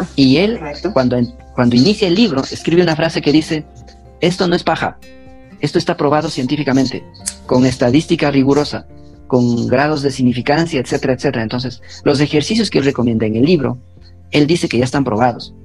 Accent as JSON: {"language": "Spanish", "region": "Tungurahua", "country": "Ecuador", "also_born_or_lived": "Honduras / Chibuleo", "moved": "as an adult", "said": "Tungurahua, que es la provincia de donde yo soy"}